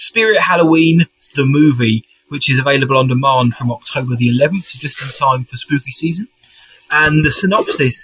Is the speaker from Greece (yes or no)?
no; United Kingdom; as a Brit